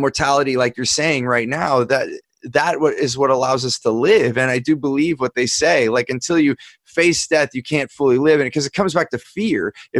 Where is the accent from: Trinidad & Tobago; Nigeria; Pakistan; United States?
United States; I look at growing up in the United States of America